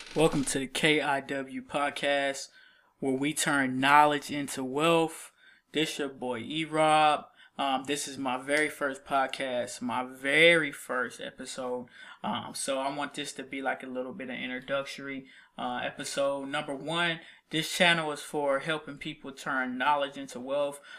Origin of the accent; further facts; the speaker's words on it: Columbus, Ohio, United States; now in Nashville, United States; I'm from, uh, Columbus, Ohio. I lived there for about fifteen years